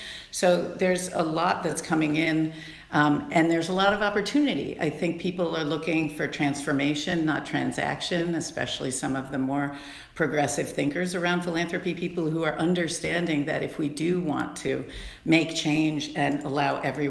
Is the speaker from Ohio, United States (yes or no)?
yes; Cleveland, Ohio, United States; also born or lived in Australia; I was born in Australia, but we are from Cleveland.